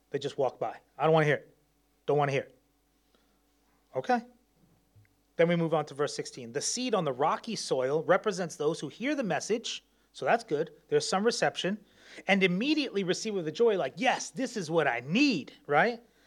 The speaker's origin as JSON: {"language": "English", "region": "New York", "country": "United States", "moved": "yes", "said": "I'm from New York"}